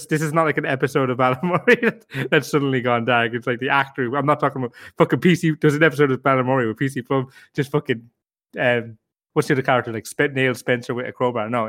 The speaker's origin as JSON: {"language": "English", "country": "Ireland"}